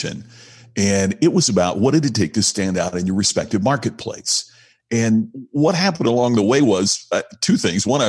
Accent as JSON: {"language": "English", "town": "Indianapolis", "region": "Indiana", "country": "United States", "tie": "born or raised there", "moved": "yes", "said": "my hometown of Indianapolis"}